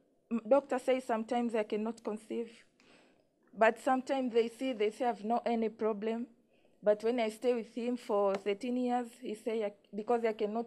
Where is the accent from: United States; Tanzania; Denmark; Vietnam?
Tanzania